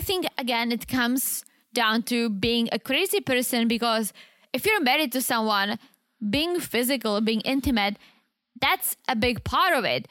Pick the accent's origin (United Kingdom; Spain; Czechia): Czechia; now in United States; I'm the Eastern Czech, because I'm from the Eastern side of the Czech